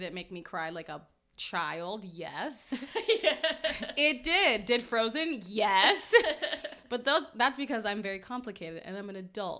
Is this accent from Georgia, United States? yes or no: no; Florida, United States; I grew up in Florida